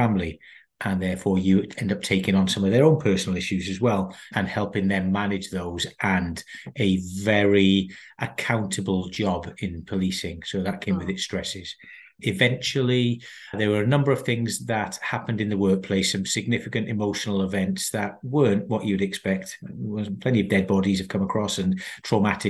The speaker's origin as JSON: {"language": "English", "region": "South Wales", "country": "United Kingdom", "tie": "born or raised there", "moved": "as an adult", "said": "I'm born and brought up in South Wales. People will pick up from my accent."}